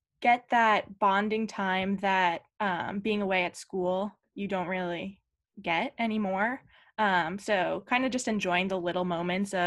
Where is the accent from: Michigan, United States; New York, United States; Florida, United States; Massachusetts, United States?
Massachusetts, United States; Scituate; I am from Scituate, Massachusetts